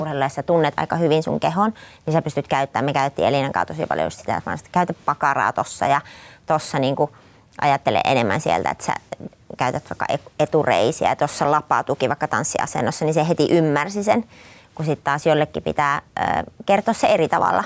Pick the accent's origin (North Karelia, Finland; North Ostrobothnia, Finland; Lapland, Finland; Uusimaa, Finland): North Ostrobothnia, Finland; Raahe; mä olen siis Raahesta kotoisin